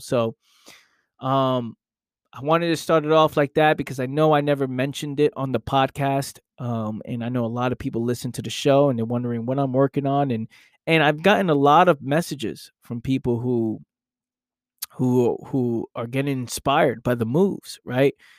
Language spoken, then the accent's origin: English; New York City, New York, United States; born and raised in the Bronx